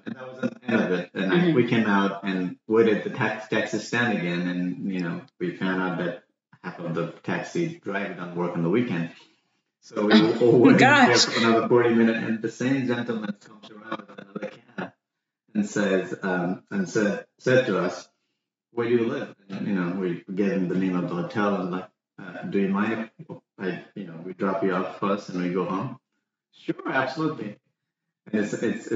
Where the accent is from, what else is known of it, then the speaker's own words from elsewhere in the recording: Nepal; moved away as an adult; also born or lived in Singapore / Canada; now in Baltimore, United States; I was born in Nepal. It's all the way in where Mount Everest is, between India and China. And I left Nepal when I was 19